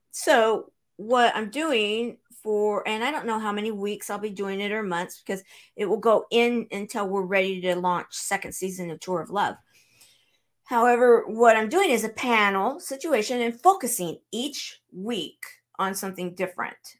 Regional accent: Southern California, United States; now in Branson, Missouri, United States; I'm originally from Southern California

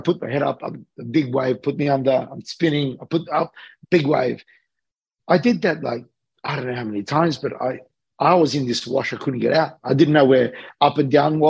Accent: Australia; also born or lived in Sydney / Los Angeles; I'm an Australian guy that's living between Sydney

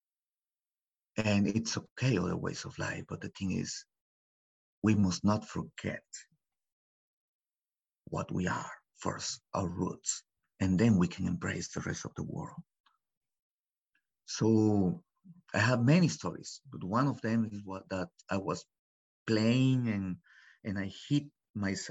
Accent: Mexico; English is a second language; moved away as an adult; also born or lived in Los Angeles; now in United States; I was born in Los Angeles back in 76. And I was taken to Mexico. My story is backwards, actually. So I was taken to Mexico when I was 6 months old. And I grew up there until I was 22. I did my whole life in Mexico, in a little village, no more than 100 people

